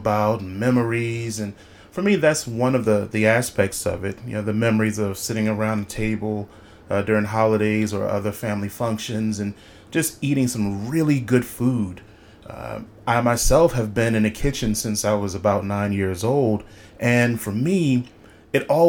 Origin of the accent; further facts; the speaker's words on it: Philadelphia, Pennsylvania, United States; I am from Philadelphia.